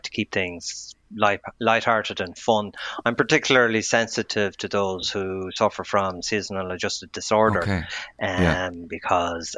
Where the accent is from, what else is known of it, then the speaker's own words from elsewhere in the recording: Athlone, Westmeath, Ireland; I grew up in Athlone